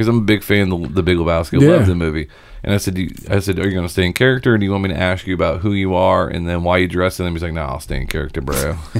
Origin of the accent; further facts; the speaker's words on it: Seymour, Indiana, United States; moved away; I'm from Seymour, Indiana.